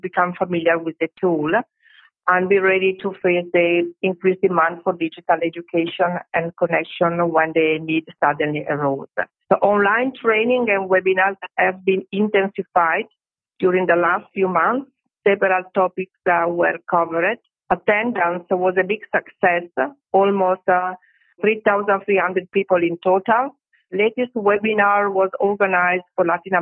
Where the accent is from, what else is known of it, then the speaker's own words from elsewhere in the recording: Italy; I'm from Italy